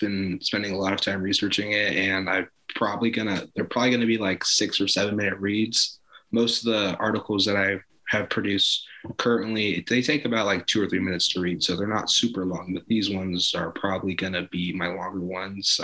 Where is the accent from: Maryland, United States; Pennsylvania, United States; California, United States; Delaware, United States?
California, United States; Los Angeles; I'm from South